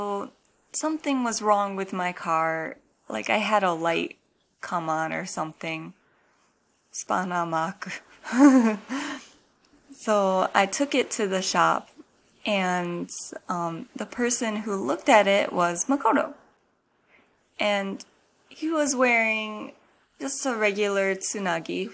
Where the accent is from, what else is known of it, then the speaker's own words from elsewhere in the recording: United States; moved away as an adult; now in Japan; I'm an American living in Japan